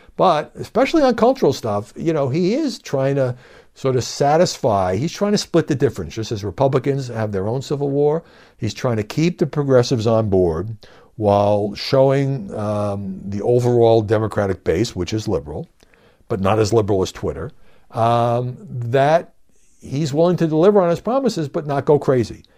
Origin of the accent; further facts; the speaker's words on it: New York City, New York, United States; I grew up in New York City